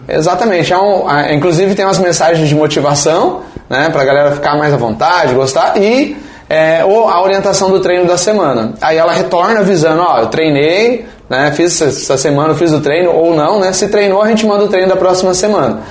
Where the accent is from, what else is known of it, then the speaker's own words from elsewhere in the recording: Foz do Iguaçu, Paraná, Brazil; moved away as an adult; now in São Miguel do Iguaçu, Brazil; eu sou de Foz do Iguaçu, natural de lá, nasci lá, me criei lá em Foz do Iguaçu